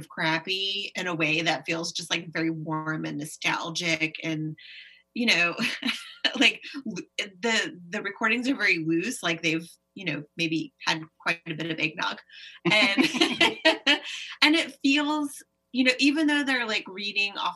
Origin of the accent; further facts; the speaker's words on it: United States; as an American